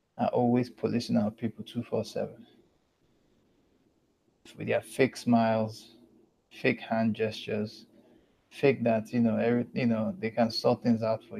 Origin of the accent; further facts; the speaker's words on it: Lagos, Nigeria; accent: Southern African; I grew up in Lagos. Lagos is a beach state